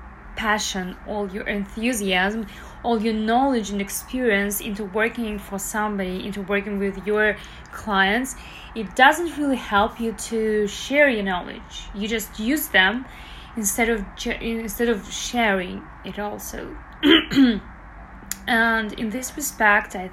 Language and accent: English; Belarus; now in Toronto, Canada; I currently live in Toronto, Canada. I'm originally from Belarus